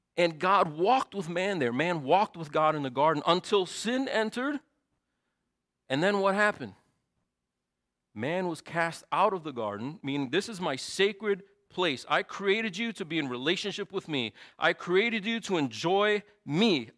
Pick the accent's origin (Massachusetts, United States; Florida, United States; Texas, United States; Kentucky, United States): Massachusetts, United States; Lawrence; moved away as an adult; now in Chicago, United States; I was born in Lawrence, Massachusetts